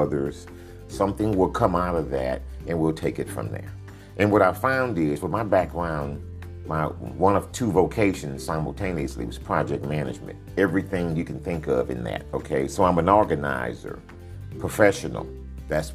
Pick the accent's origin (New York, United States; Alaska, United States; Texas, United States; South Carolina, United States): Texas, United States; Dickinson; now in Sugar Land, United States; I'm from the county from Galveston Bay, a little town called Dickinson, Texas